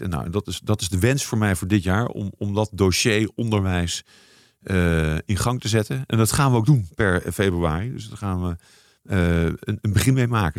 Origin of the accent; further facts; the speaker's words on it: near Arnhem, Gelderland, Netherlands; also born or lived in Nijmegen; Ik ben geboren in Nijmegen. Ik ben opgegroeid in de buurt van Arnhem.